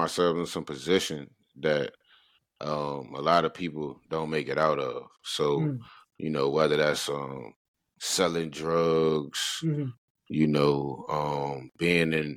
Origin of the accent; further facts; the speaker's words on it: Richmond, Virginia, United States; I'm from Richmond, Virginia. From the south side of Richmond, Virginia, man. I grew up over there